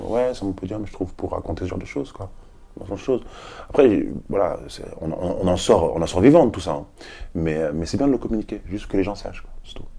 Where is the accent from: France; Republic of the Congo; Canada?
France; Paris, Île-de-France; Je suis un Parisien, j'ai vécu à Paris, euh, je suis chez moi